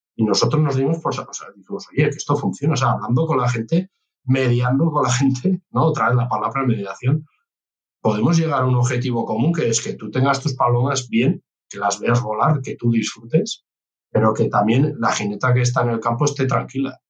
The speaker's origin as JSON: {"language": "Spanish", "region": "Navarre", "country": "Spain", "said": "nosotros somos Navarra, somos una comunidad pequeña, yo que provengo del ámbito rural"}